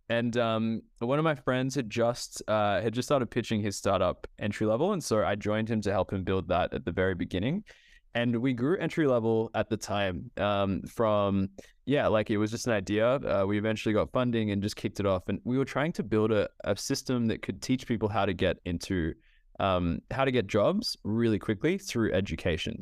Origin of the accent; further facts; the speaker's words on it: Australia; also born or lived in Ethiopia; I grew up in Australia, um, in across Australia, but I'm originally from Ethiopia. So my family is from Ethiopia